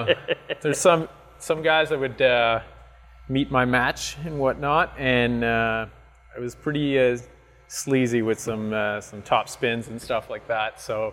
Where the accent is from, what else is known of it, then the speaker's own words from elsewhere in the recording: Quebec, Canada; first language French; English is a second language; I'm from Quebec